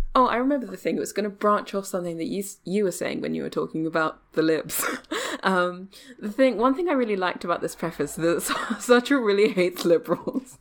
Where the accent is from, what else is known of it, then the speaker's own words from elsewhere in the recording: England, United Kingdom; I'm English